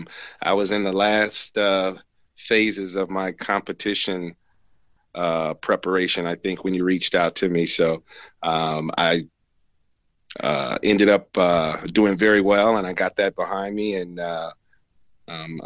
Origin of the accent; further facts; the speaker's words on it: Flint, Michigan, United States; moved away as an adult; now in Las Vegas, United States; I was born in Flint, Michigan, 1971. And I was born and raised there